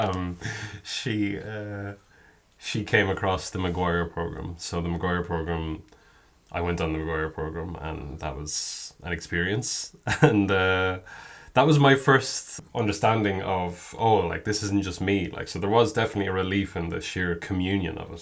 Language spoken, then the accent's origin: English; Kilkenny, Leinster, Ireland; I'm from Kilkenny, which I am